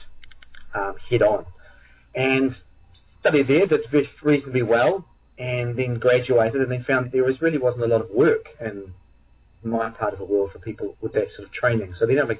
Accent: New Zealand; I'm from New Zealand, which is, for those who don't know, it's an island on the other side of the world down in the southern hemisphere.

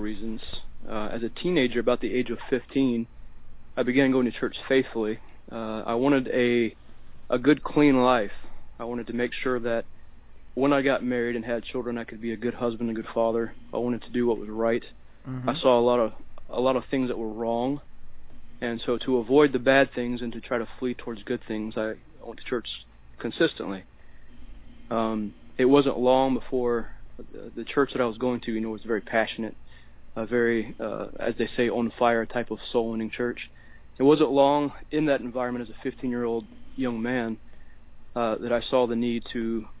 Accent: Deep South, United States; I was raised primarily in the Deep South, typical kid down there

